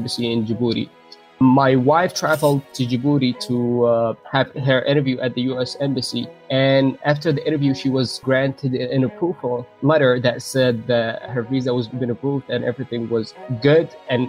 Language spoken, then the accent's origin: English; Yemen; now in New York City, United States; I came from Yemen in 2006. I resided in New York City in Bay Ridge, Brooklyn. I became a U.S. citizen.